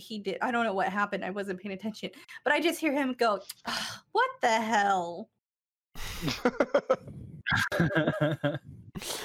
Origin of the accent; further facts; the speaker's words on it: United States; we're American